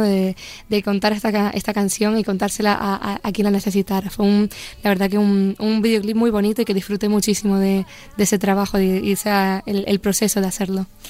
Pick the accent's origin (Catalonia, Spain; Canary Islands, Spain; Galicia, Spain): Canary Islands, Spain; Los Llanos de Aridane; moved away as an adult; now in Madrid, Spain; en la Plaza de los Llanos de Aridane, que es mi pueblo, la plaza donde yo crecí, donde pues eso, viví toda mi infancia